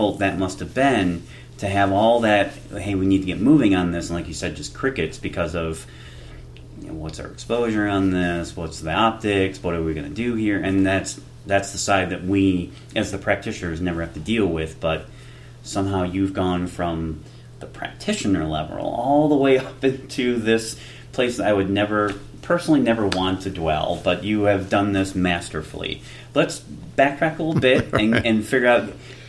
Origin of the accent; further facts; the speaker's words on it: Detroit, Michigan, United States; I'm from Detroit. I grew up on the east side of Detroit, 7 Mile and Ross